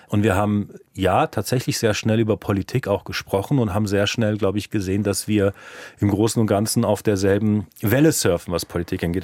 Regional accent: Cologne, North Rhine-Westphalia, Germany; first language German; moved away as an adult; now in Munich, Germany; Also ich bin Kölner, weil ich in Köln geboren bin und dort fast 30 Jahre gelebt habe.

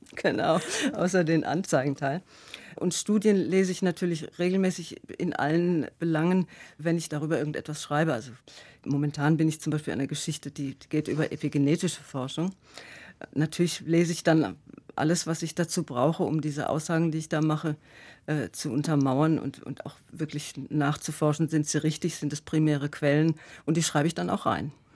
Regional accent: Freiburg, Baden-Württemberg, Germany; now in Karlsruhe, Germany; ich bin eine Freiburger Bobille, ich bin in Freiburg geboren

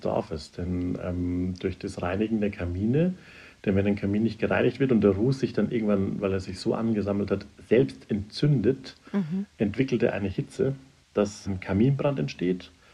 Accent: Upper Franconia, Bavaria, Germany; now in Munich, Germany; ich bin im Oberfränkischen aufgewachsen

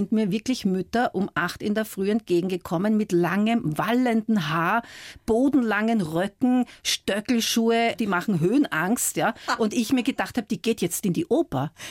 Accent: Vienna, Austria; also born or lived in Scotland; Geprägt haben mich meine Heimat Wien, meine Zeit in Schottland und meine Liebe zu Büchern.

